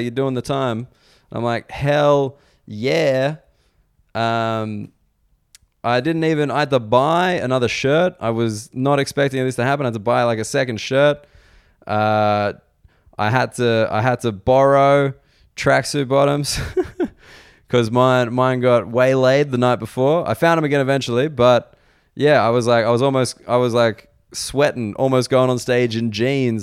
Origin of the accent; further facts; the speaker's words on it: Australia; moved away as an adult; also born or lived in United Kingdom; now in Sydney, Australia; as an Australian